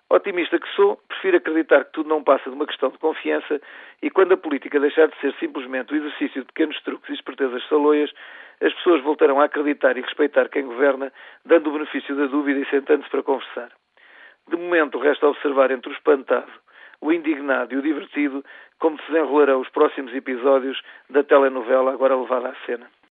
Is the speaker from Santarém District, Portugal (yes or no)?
no; Lisbon, Portugal; Nascido e criado em Lisboa, filho, como todos os lisboetas de imigrantes internos